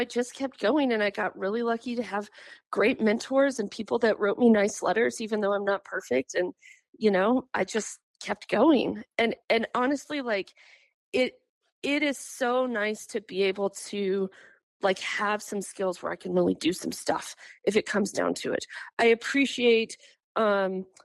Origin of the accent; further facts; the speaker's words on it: New Mexico, United States; moved away as an adult; also born or lived in Texas; I grew up in New Mexico